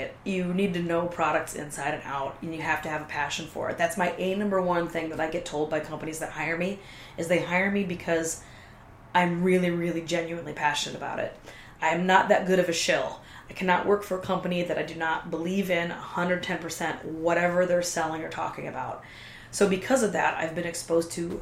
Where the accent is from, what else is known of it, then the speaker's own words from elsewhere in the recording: Kentucky, United States; I am from Kentucky